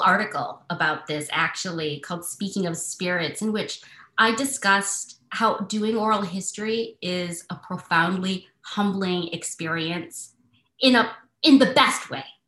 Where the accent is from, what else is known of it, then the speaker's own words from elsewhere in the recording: Michigan, United States; I grew up in Michigan with maybe 20 cousins.